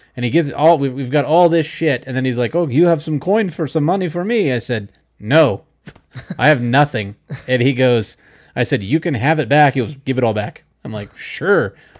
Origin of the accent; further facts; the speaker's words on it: Kansas, United States; I said, Kansas.